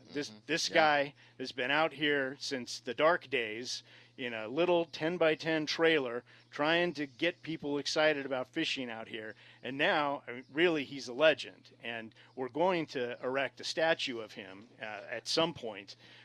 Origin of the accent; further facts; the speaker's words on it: Lake Elsinore, California, United States; I support my hometown team. All the time. It's the Lake Elsinore Storm.